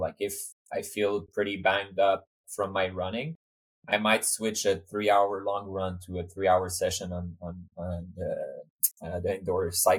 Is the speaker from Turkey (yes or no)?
no; Montreal, Quebec, Canada; also born or lived in Switzerland / Sweden / Cambridge, United States; now in United States; I'm from Canada, I'm from Montreal, and I live in Switzerland and Sweden before coming to the US.